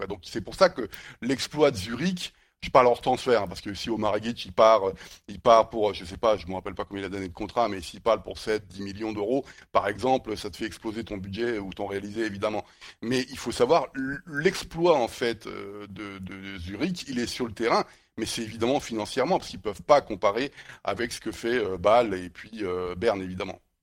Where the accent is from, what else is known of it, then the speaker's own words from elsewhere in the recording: France; en tant que Français